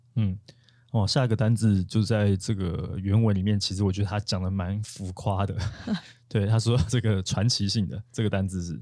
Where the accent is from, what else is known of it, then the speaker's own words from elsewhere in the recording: Taiwan; 我们台湾人